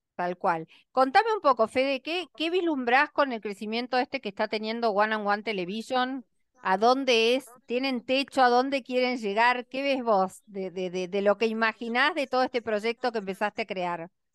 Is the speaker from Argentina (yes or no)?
yes; Argentina